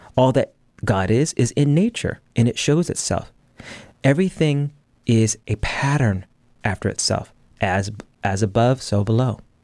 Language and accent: English; United States; I'm an American.